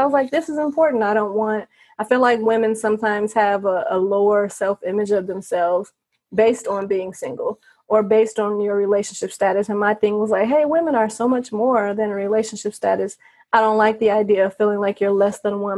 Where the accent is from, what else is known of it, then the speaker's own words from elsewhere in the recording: Gary, Indiana, United States; moved away as an adult; now in Las Vegas, United States; I'm from Indiana. I was born in Gary